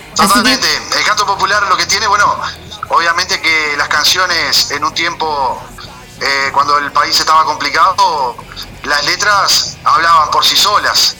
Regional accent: Santa Rosa, Canelones, Uruguay; Yo soy de Santa Rosa, departamento de Canelones

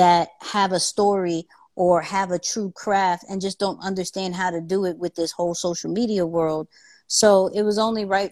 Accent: New York City, New York, United States; I'm a kid from Queens

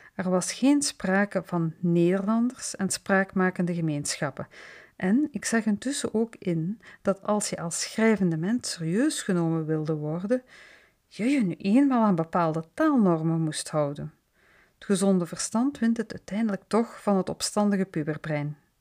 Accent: Flanders, Belgium; accent: tussentaal (Flemish intermediate Dutch); first language Dutch (Flemish tussentaal); mijn moedertaal eigenlijk de variant die tegenwoordig tussentaal wordt genoemd

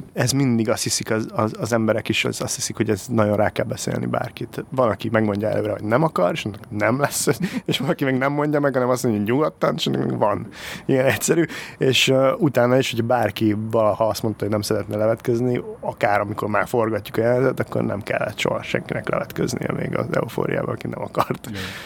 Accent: Hungary; accent: Eastern European; egy kelet-európai akcentus, az annyira fura, tehát, hogy az, hogy én mondjuk, én nekem nincs akkora akcentusom, de azért van egy kis akcentusom

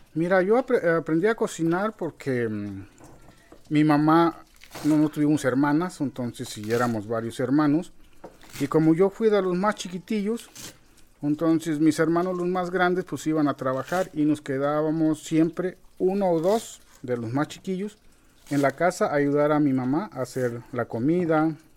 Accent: Boca de Chajul, Chiapas, Mexico; also born or lived in Guerrero; yo llegué aquí a la selva cuando todavía no había nada de gente

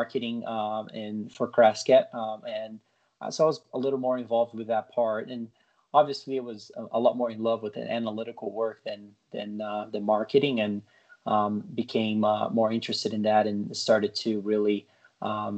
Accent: Brazil; moved away as an adult; now in United States; I was born and raised in Brazil, lived there large part of my life, and then moved here to the U.S. To play tennis in college

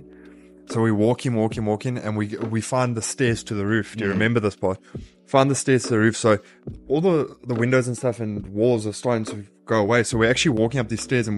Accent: Kempton Park, Gauteng, South Africa; I was born in Kempton Park Hospital 6 months before it closed

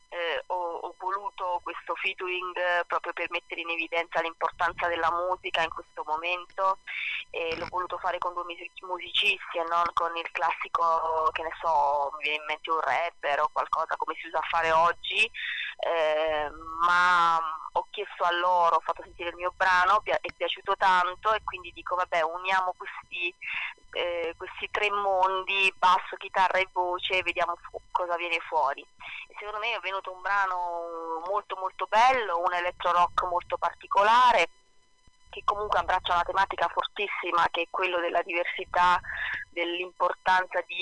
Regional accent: Basilicata, Italy; also born or lived in Zurich / Rome; sono un po' figlia del mondo, nata a Zurigo, okay. cresciuta poi in Basilicata, eh, eh, ma non solo, anche a Roma, mia mamma toscana, eh, insomma sono un po' girovaga

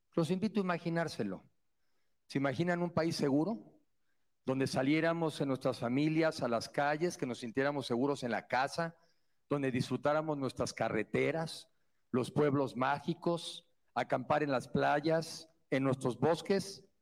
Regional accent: Mexico; como somos los mexicanos

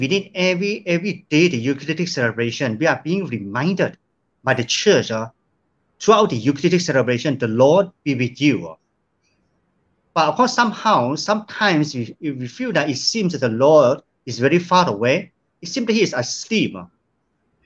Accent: Sandakan, Sabah, Malaysia; moved away as an adult; now in Kota Kinabalu, Malaysia; moving back to my hometown, Sandakan.

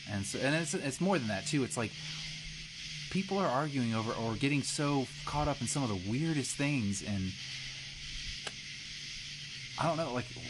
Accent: Katy, Texas, United States; now in Alabama, United States; It was much worse growing up in Katy, Texas, the racism there.

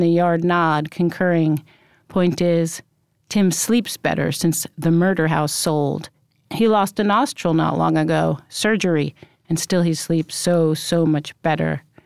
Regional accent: New York City, New York, United States; also born or lived in Brooklyn; Yes, I absolutely grew up in Rockaway, although I was born in Brooklyn, but we moved when I was very small

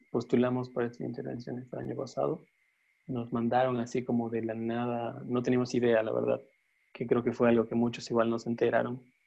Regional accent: Bolivia; siendo como sudamericanos y más bolivianos

